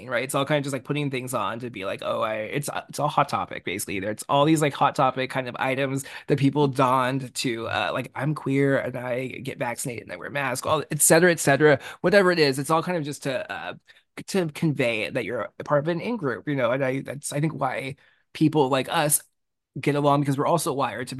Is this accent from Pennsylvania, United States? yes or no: no; California, United States; I grew up in California